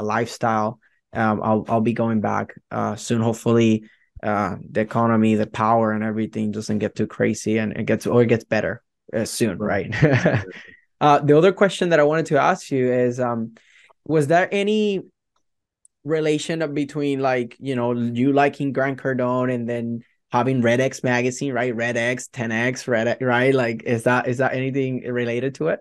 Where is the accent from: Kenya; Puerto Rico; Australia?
Puerto Rico; English is a second language; moved away as an adult; now in Hillsboro, United States; my heart will always be in Puerto Rico, right? I'm from Puerto Rico